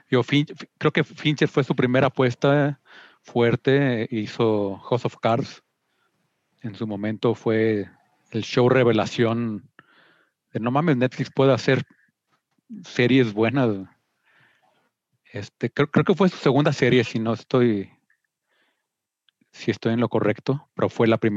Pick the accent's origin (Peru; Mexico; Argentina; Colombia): Mexico; No, viví aquí